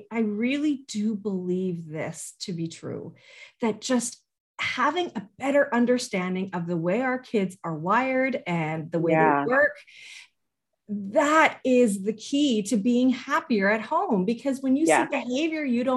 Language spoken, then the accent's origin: English; Canada; as a Canadian and raising my kids here